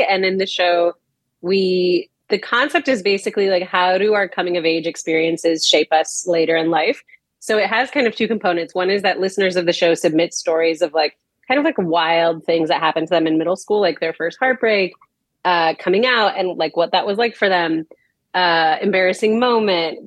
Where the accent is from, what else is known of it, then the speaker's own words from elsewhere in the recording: Puerto Rico; moved away as an adult; now in Los Angeles, United States; I was born in LA, but I grew up in Puerto Rico. So I'm from Puerto Rico.